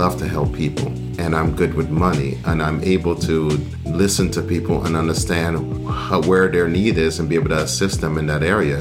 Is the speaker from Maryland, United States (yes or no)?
yes; D.C. area, Maryland, United States; moved away as an adult; also born or lived in Guyana / South Carolina / Delaware; now in Tampa, United States; I was born in Guyana in South America. That's when I came to the United States when I was 10 years old, to the Maryland, D.C. area. It was a very hustle bustle, you know, but that was where I spent most of my elementary school, middle school, high school